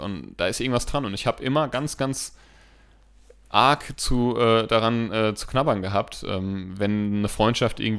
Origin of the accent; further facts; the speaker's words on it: Steinheim, Hesse, Germany; Steinheim ist also meine Heimat, ne? Habe ich ja so schon ein paar Mal erzählt, auch wenn ich da jetzt auf der anderen Seite des Maines wohne, ist Steinheim immer, sobald ich da über die Brücke fahre, äh, überkommt mich so ein Heimatsgefühl.